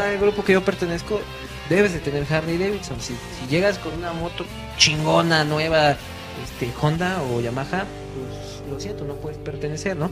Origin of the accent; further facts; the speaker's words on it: Tlaxcala, Mexico; yo soy de Tlaxcala, si existe Tlaxcala